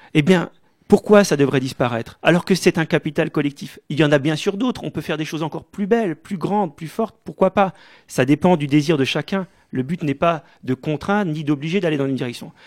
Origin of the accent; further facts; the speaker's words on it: Mulhouse, Grand Est, France; je suis né à Mulhouse en 1977, au Diaconat, comme beaucoup de Mulhousiens